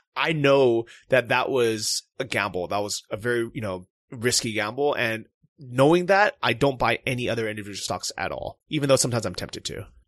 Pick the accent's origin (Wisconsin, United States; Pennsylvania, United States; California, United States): California, United States; moved away; I'm from California